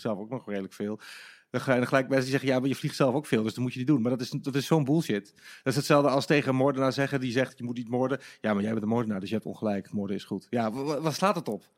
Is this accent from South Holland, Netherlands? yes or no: no; Enschede, Overijssel, Netherlands; moved away; ik kom oorspronkelijk uit Enschede